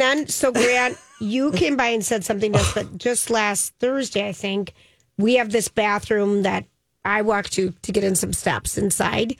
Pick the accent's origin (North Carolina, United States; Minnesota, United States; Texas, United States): Minnesota, United States; We're from Minnesota